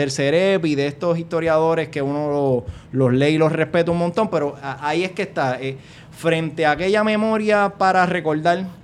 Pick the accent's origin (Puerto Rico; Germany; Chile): Puerto Rico; somos puertorriqueños y esto nos va a dar una identidad y nos va a hacer sentir bien